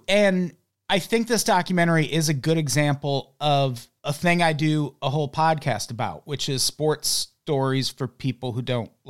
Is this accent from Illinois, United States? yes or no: yes; Illinois, United States; And we're both from Illinois.